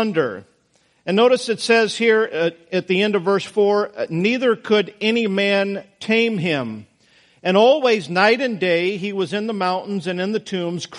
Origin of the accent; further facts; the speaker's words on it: Idaho, United States; Now, I grew up in Idaho.